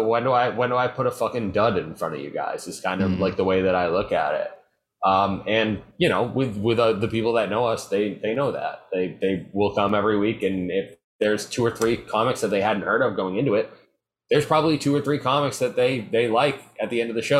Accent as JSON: {"language": "English", "town": "Marion", "region": "Massachusetts", "country": "United States", "moved": "yes", "said": "I'm from Marion, which is a town near Cape Cod"}